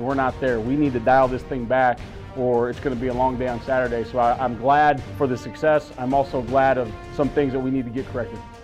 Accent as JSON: {"language": "English", "region": "Western Nebraska", "country": "United States", "tie": "born or raised there", "said": "growing up in Western Nebraska"}